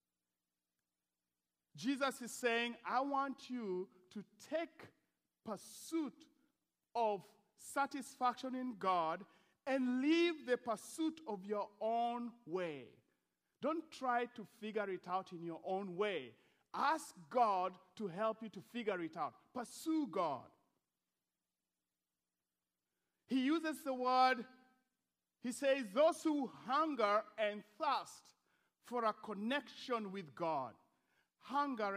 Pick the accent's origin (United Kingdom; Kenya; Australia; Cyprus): Kenya; Eldoret, Uasin Gishu County; moved away; Eldoret is my hometown